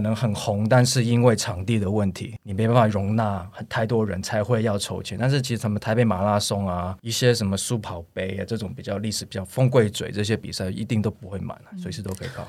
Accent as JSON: {"language": "Chinese", "country": "United States", "tie": "born or raised there", "moved": "yes", "lives_now": "Taiwan", "said": "我小时候因为在美国长大"}